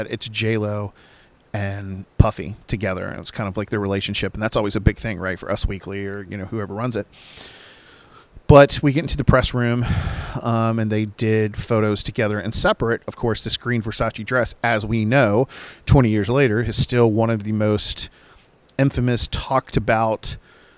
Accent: Virginia Beach, Virginia, United States; I'm from Virginia Beach and Virginia, which is Chesapeake and Portsmouth. And that's where a lot of artists grew up at my time, like … and …. My good friend …, …, we all kind of grew up in the same areas

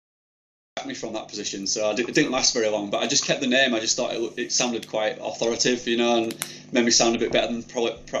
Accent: Yorkshire and the Humber, United Kingdom; born and bred in Yorkshire

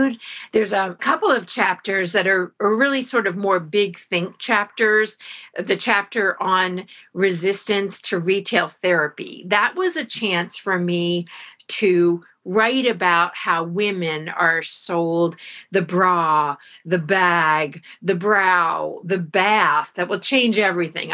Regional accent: Florida, United States; I grew up in Florida

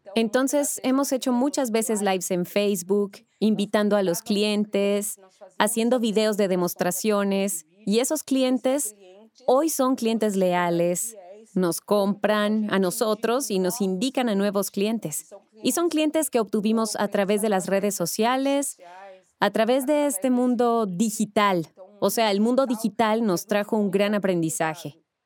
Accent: Brazil; soy de Brasil

